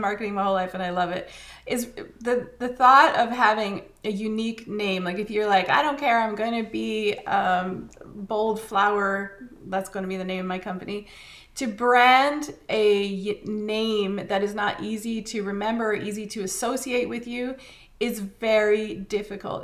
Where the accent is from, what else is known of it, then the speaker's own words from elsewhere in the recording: Canada; as a Canadian